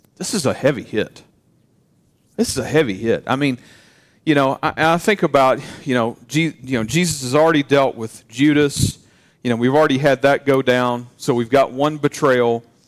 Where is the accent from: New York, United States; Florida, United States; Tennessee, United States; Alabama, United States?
Tennessee, United States; Where are you from? Tennessee